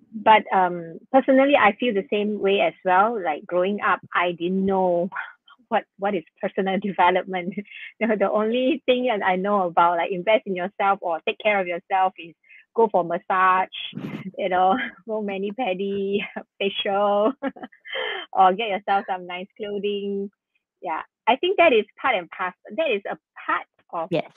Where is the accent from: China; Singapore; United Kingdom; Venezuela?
Singapore; we are very blessed uh, to be born and to be born and brought up in Singapore